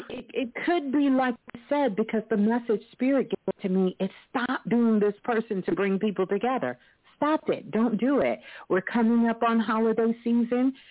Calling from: Mississippi, United States; I am calling from Mississippi.

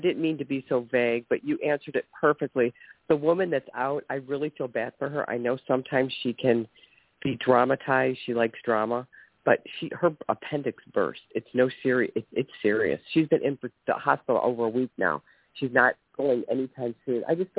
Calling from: Ohio, United States; From the state of Ohio.

